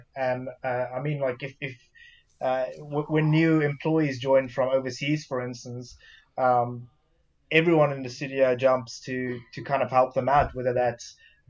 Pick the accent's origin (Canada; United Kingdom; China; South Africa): South Africa; also born or lived in Belgium; I'd say when I was really young, again, just like Derek, growing up in South Africa, my family's religious. Moving to Belgium, living in kind of Catholic countries, so I suppose I had somewhat of a religious upbringing